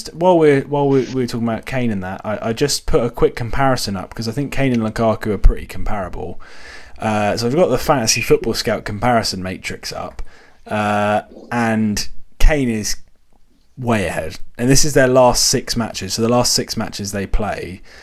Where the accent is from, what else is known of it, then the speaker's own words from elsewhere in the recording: Southampton, South East England, United Kingdom; we're from Southampton